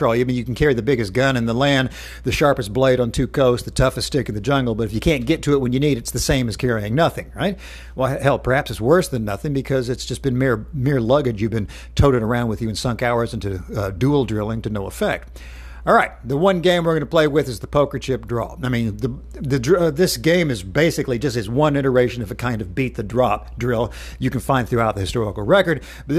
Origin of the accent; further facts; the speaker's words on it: Knoxville, Tennessee, United States; my hometown of Knoxville, Tennessee